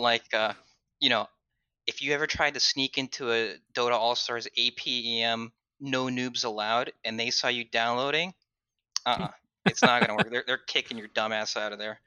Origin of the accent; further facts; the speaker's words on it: Southern California, United States; I grew up in Southern California